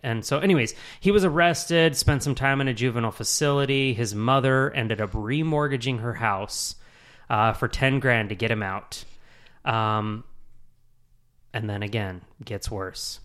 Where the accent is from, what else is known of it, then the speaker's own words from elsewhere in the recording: Utah, United States; moved away as an adult; now in Charlotte, United States; born and raised in Utah